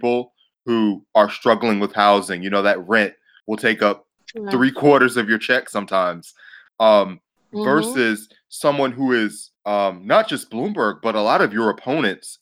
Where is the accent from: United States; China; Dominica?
United States; Atlanta, Georgia; I'm from Zone 5 in Atlanta